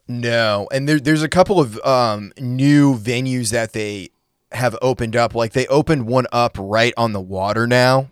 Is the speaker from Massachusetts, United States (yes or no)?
no; Maine, United States; now in Nashville, United States; I'm from Maine originally